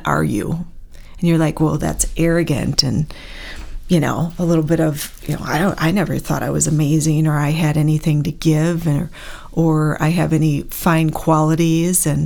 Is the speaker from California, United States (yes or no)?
no; Bloomer, Wisconsin, United States; also born or lived in Kenosha, Wisconsin / Antioch, Illinois; Then my dad moves us to Bloomer, Wisconsin. I was 10 years old. And I say I'm from Bloomer, love the town, graduated from there